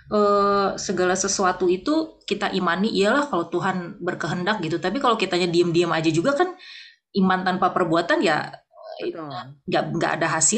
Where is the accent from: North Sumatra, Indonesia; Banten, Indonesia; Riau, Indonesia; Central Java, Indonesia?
North Sumatra, Indonesia; walaupun aku orang Batak gitu